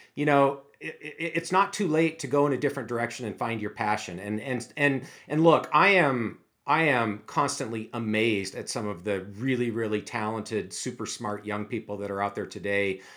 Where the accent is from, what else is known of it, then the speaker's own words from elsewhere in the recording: Seattle, Washington, United States; also born or lived in Erie, Pennsylvania; I grew up in the Seattle area, actually not too far from the University of Washington